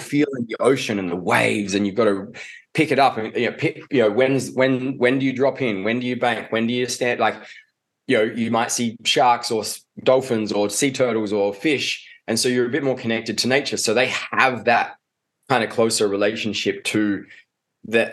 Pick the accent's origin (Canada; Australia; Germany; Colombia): Australia; Adelaide, South Australia; I grew up in Adelaide. Uh, and down in Adelaide, we don't even have rugby.